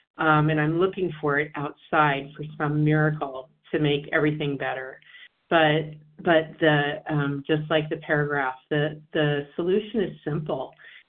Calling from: Washington, District of Columbia, United States; from D.C. and Washington, D.C.

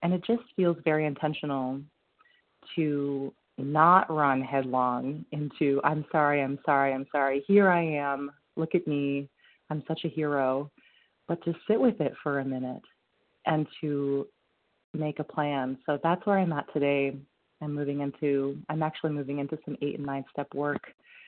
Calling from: Vermont, United States; I'm calling from Vermont.

